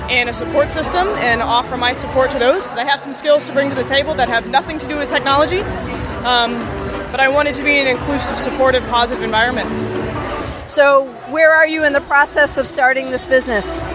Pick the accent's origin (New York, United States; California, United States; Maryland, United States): Maryland, United States; Baltimore; Baltimore, Maryland.